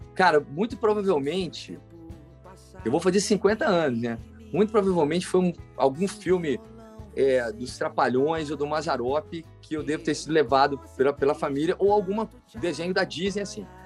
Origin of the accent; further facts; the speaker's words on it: Alfenas, Minas Gerais, Brazil; eu sou menino do interior, né, cara? Nasci lá em Alfenas, no sul de Minas.